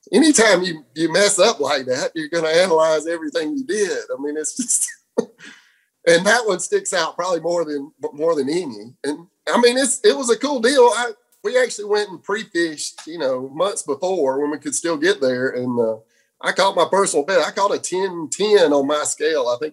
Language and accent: English; Fort Valley, Georgia, United States; grew up in Fort Valley, Georgia